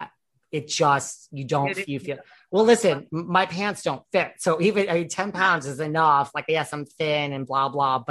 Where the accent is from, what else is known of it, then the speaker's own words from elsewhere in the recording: New York, United States; I'm such a New Yorker